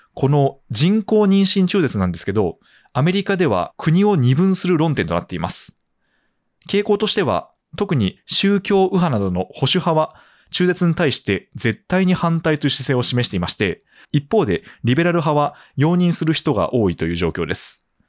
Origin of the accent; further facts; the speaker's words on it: Japan; now in Tokyo metropolitan area, Japan; 私はですね地方出身で首都圏で現役で働いている身